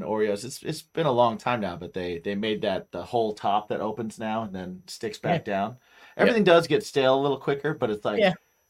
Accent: Indiana, United States; I grew up in Indiana.

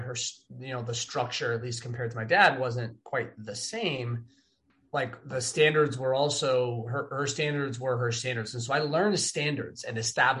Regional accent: Los Angeles, California, United States; also born or lived in Wooster, Ohio; my hometown on the beach

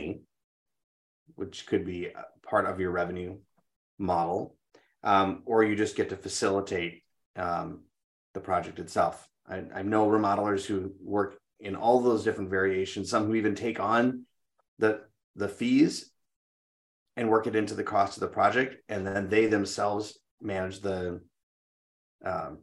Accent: Minnesota, United States; I'm a Minnesotan.

